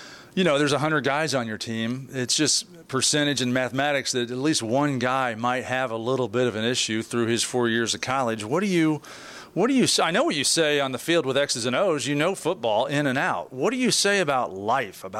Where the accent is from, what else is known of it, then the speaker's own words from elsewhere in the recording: Big Ten country, United States; I grew up in Big Ten country.